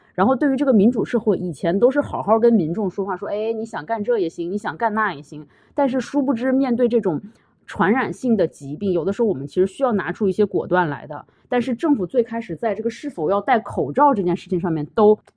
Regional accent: China; also born or lived in Quebec, Canada; now in Canada; 我们中国人

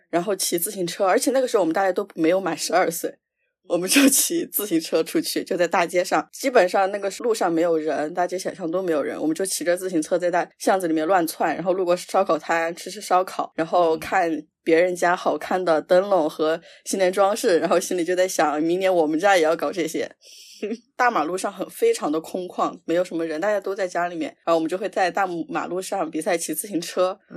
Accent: Sichuan, China; 所以大家应该能猜出来我是四川人

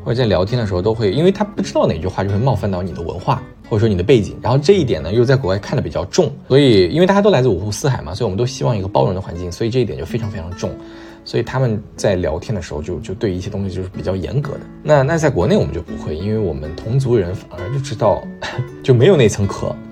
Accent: China; moved away as an adult; also born or lived in Canada; 我是中国人，然后我在， 我也在中国长大

